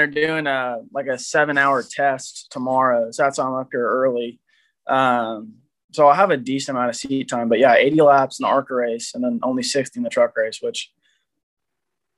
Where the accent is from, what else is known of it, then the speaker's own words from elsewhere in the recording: California, United States; moved away as an adult; now in Charlotte, United States; I'm from California